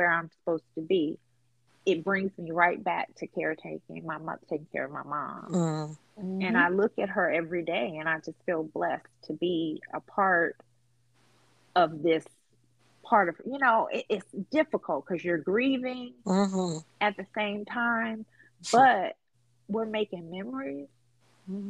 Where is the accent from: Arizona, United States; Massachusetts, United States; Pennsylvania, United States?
Massachusetts, United States; Boston; moved away as an adult; now in Mobile, United States; I'm in Alabama, Mobile, I'm from Boston. My folks are in Boston.